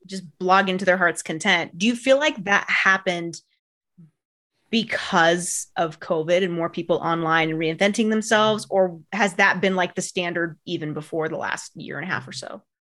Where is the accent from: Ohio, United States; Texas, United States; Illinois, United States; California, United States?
California, United States; Bay Area; I grew up in the Bay Area